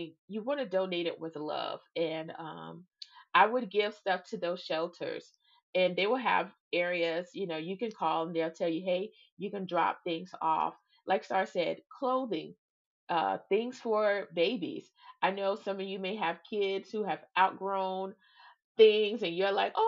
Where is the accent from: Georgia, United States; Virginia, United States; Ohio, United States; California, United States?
Georgia, United States; Savannah; moved away; I'm from Savannah, Georgia